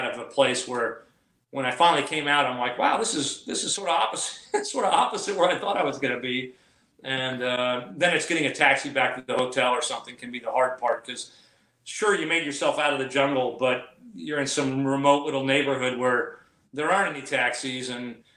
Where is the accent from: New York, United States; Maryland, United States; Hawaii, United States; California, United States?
California, United States; Southern; I'm from Southern California where we don't have a lot of humidity